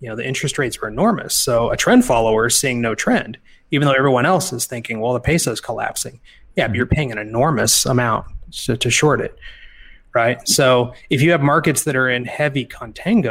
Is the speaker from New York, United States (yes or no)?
no; Kansas, United States; I'm from Kansas.